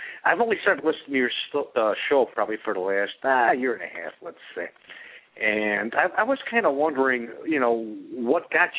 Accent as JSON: {"language": "English", "region": "Northeast Ohio", "country": "United States", "tie": "born or raised there", "also_born_or_lived": "Cincinnati, Ohio", "accent": "Midwest", "said": "I grew up in the Northeast Ohio area"}